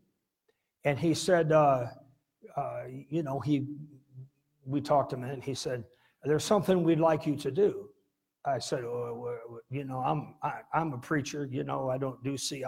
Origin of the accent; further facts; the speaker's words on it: Midland, Michigan, United States; moved away as an adult; also born or lived in San Diego, California; when I moved from San Diego back to Midland